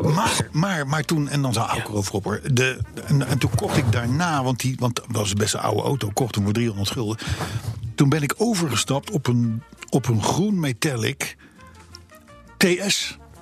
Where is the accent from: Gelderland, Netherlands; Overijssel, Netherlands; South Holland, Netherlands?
South Holland, Netherlands; Voorschoten; ik ben geboren in Voorschoten, vlak vlakbij Katwijk